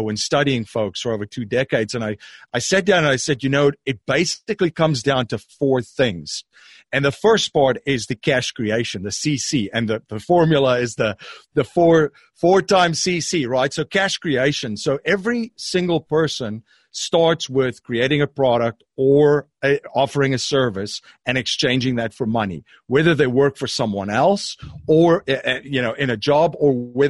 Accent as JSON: {"language": "English", "country": "South Africa", "moved": "yes", "said": "I am originally from South Africa"}